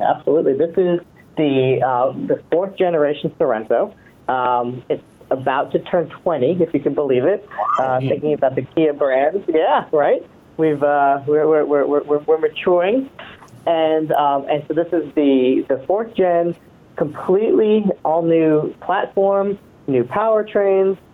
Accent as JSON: {"language": "English", "region": "East Coast", "country": "United States", "tie": "born or raised there", "moved": "yes", "lives_now": "Orange County, California, United States", "said": "I grew up on the East Coast"}